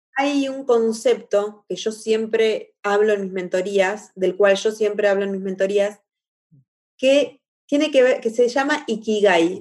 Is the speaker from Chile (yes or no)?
no; La Plata, Buenos Aires Province, Argentina; moved away as an adult; now in Rio de Janeiro, Brazil; Soy argentina, platense, 100% platense, de La Plata